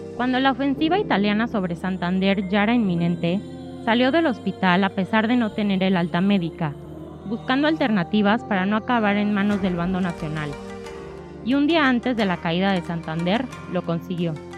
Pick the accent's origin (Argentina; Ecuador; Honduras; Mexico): Mexico; accent: Mexican; moved away as an adult; now in Spain; como podrán notar por mi acento, soy mexicana